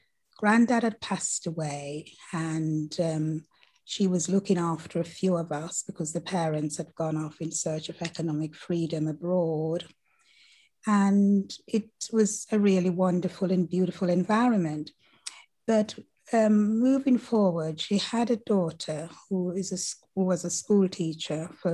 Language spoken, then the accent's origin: English; Mount Olive, Saint Catherine, Jamaica; I grew up in the Caribbean and the beautiful island of Jamaica, and one of the mountain regions, which is called Mount Olive, situated in one of the boroughs of St. Catherine